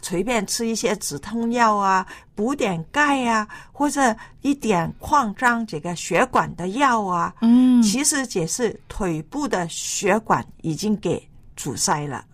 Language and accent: Chinese; China; 你晓得我们中国人呐